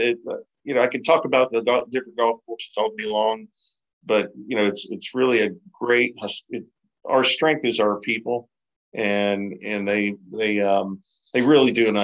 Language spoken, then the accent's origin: English; New Orleans, Louisiana, United States; accent: Southern twang, Cajun; now in Jacksonville, United States; I've got a nasty, you know, Southern twang, and it's jacked up because I'm from Louisiana and New Orleans. So I got that Cajun, you know, Southern draw thing going on.